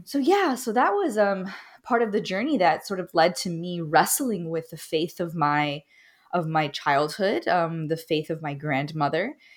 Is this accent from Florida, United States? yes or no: yes; Miami, Florida, United States; I'm Cuban American, originally from Miami